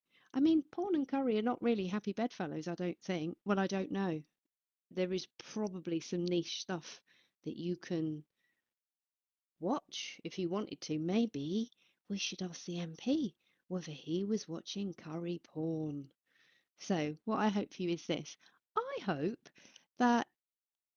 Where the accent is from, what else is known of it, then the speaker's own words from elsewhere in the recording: Basingstoke, South East England, United Kingdom; where I grew up in Basingstoke